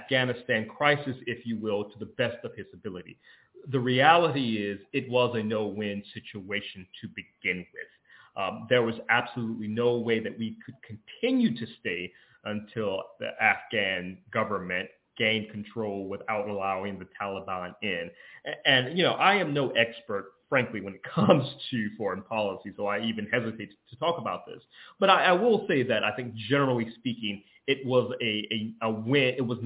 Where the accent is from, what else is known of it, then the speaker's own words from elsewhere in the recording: Georgia, United States; my home state of Georgia